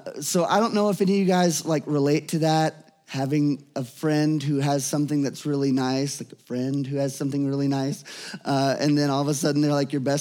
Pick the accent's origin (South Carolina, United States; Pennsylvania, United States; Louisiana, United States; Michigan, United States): Louisiana, United States; growing up in Louisiana